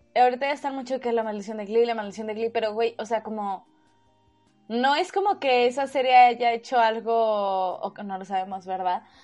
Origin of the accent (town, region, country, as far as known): Mexico